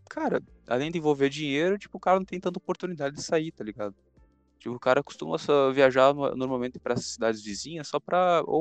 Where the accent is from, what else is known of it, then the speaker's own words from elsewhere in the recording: São Paulo, Brazil; eu sou, eu sou paulista.